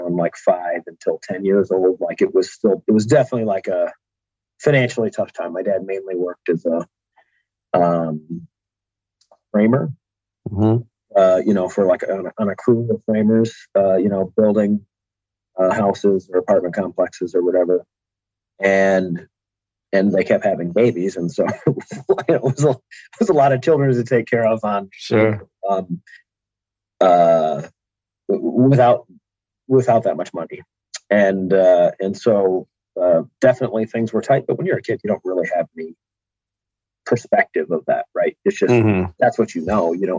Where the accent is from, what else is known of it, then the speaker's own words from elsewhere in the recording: Kalamazoo / Grand Rapids, Southwest Michigan, United States; also born or lived in Mesa, Arizona; And then we moved back to Michigan